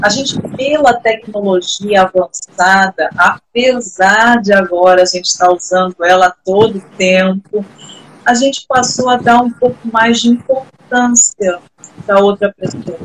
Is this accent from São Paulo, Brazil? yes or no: no; Rio de Janeiro, Brazil; Eu sou do Rio de Janeiro